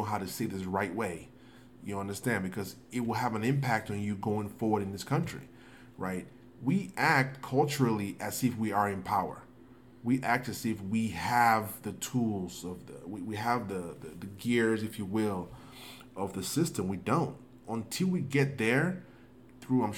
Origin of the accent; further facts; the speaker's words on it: Nigeria; now in United States; growing up in Africa, where education is almost like you have no choice. Coming to the United States